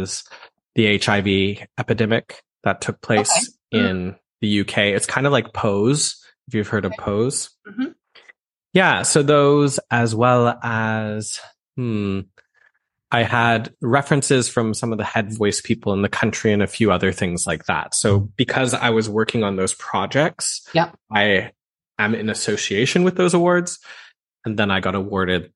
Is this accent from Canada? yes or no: yes; Alberta, Canada; moved away as an adult; now in Manchester, United Kingdom; growing up in Alberta, I'm used to a dry climate